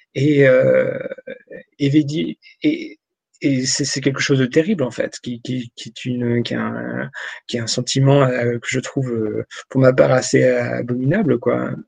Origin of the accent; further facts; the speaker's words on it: Picardy, Hauts-de-France, France; moved away; je suis originaire de, de Picardie, j'ai longtemps vécu là-bas